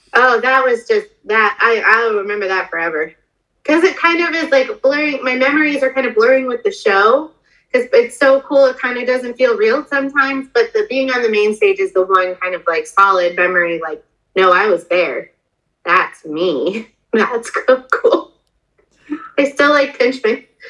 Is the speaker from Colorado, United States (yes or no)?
yes; Denver, Colorado, United States; moved away; I'm originally from Denver